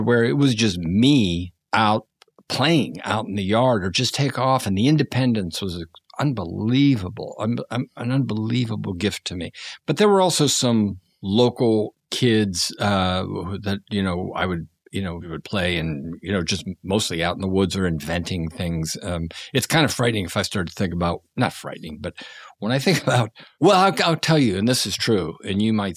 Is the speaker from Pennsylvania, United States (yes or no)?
yes; outside of Pittsburgh, Pennsylvania, United States; I grew up outside of Pittsburgh between what are known as mill towns.